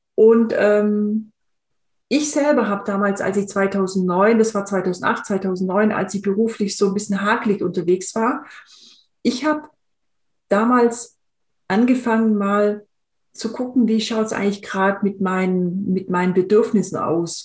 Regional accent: Swabia, Germany; ich bin in, in einem im Schwäbischen aufgewachsen

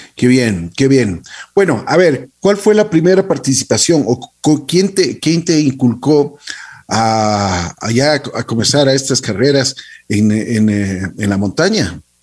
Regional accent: Ecuador; nos sentimos como ecuatorianos orgullosos

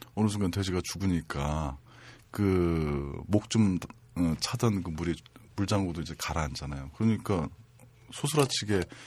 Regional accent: Janghui-dong, Seoul, South Korea; 장희동에서 태어났고요. 음. 남대문중학교, 보성고등학교, 동국대학교 요 순서대로 어, 학교는 갔으나

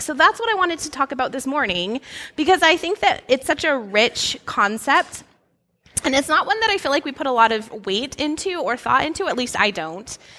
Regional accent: Alaska, United States; moved away; I grew up in Alaska

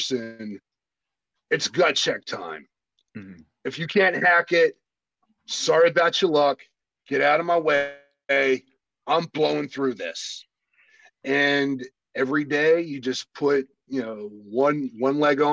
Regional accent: New York, United States; I, as a New Yorker

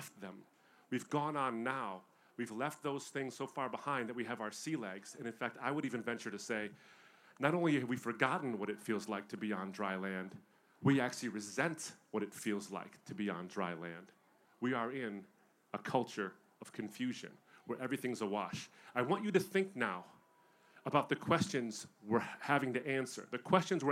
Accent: Michigan, United States; I'm from Michigan

